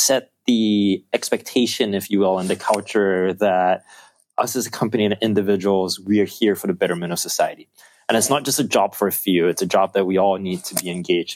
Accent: Singapore; the country that we're from Singapore

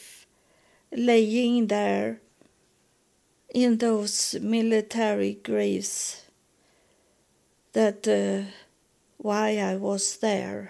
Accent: Sweden; English is a second language; Here in Sweden, we have Paul in that we spell it Swedish, not English

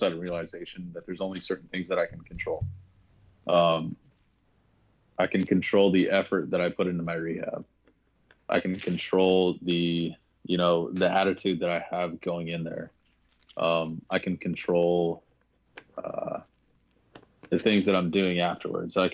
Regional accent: Arizona, United States; I'm also from Arizona

